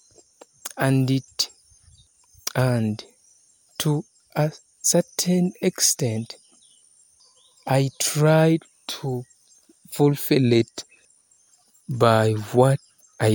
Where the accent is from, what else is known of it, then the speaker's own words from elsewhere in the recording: Uganda; from Uganda, East Africa.